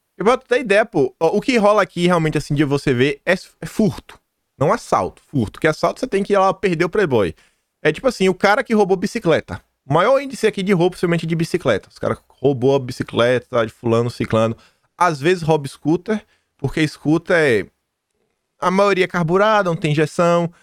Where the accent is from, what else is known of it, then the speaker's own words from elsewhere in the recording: Feira de Santana, Bahia, Brazil; eu sou do interior da Bahia